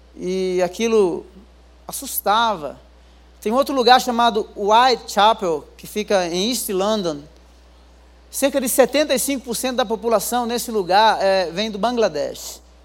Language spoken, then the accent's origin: Portuguese; Rio Grande do Norte, Brazil; also born or lived in interior of São Paulo / England; now in São Paulo, Brazil; Eu não sou daqui, eu sou lá do Rio Grande do Norte, lá das cabeceiras, né? Morei 10 anos no interior de São Paulo, depois morei 10 anos na Europa.